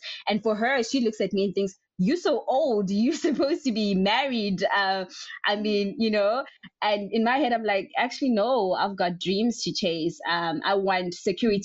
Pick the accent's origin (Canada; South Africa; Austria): South Africa; I was born in a very small rural area in one of the states in South Africa